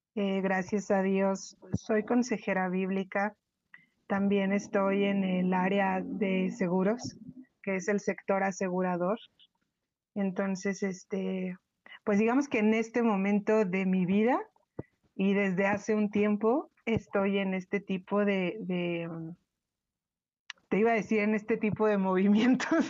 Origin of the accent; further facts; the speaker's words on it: Mexico City, Mexico; de Ciudad de México